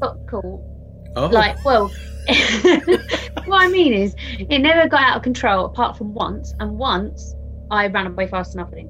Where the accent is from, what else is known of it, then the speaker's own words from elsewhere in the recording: East of England, United Kingdom; Yeah. Gave it away.